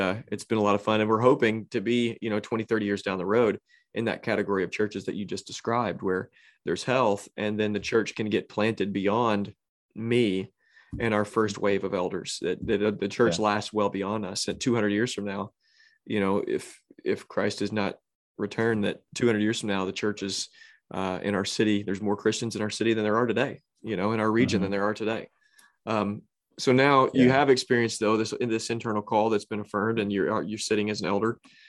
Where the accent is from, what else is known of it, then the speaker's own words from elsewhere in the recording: Southern Illinois, United States; also born or lived in East Tennessee; I grew up in Southern Illinois, went to school in East Tennessee, moved back, met my wife who grew up locally. And now my whole family moved to Missouri